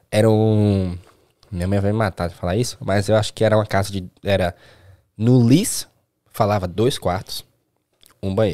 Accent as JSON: {"language": "Portuguese", "town": "Recife", "region": "Pernambuco", "country": "Brazil", "tie": "born or raised there", "said": "Tava em Recife. É, sou de Recife, natural de Recife."}